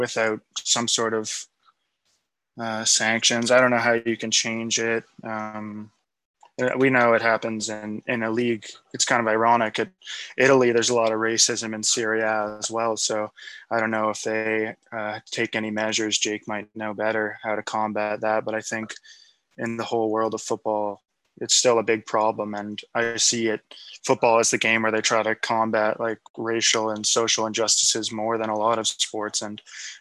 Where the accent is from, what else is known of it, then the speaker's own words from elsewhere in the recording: Scotland, United Kingdom; I'm not English. I'm Scottish.